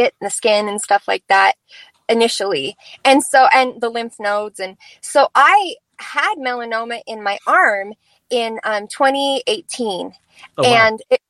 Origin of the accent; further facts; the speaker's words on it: Idaho, United States; here I'm from Idaho